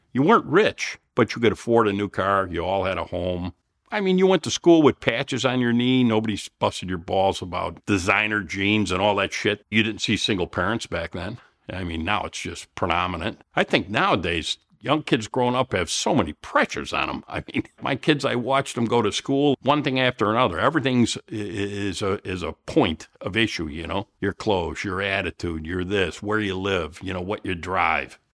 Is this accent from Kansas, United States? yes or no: no; Elmhurst, Illinois, United States; I'm from Chicago. Of course, from Elmhurst